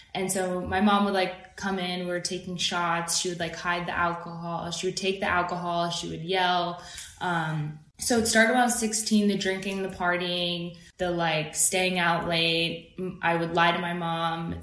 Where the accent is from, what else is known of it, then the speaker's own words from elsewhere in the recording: Idaho, United States; moved away as an adult; also born or lived in Virginia / New York; now in Los Angeles, United States; I'm born in Idaho. I grew up between Idaho and Virginia